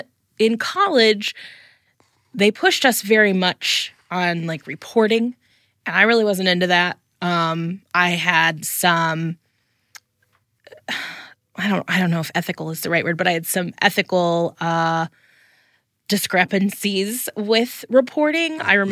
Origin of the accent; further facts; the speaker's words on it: Fort Wayne, Indiana, United States; I grew up in Fort Wayne.